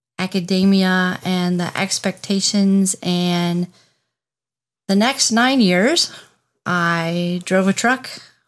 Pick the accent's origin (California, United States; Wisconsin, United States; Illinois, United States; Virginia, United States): Illinois, United States; Chicago; also born or lived in Boston / New Jersey; I grew up, I call Chicago home.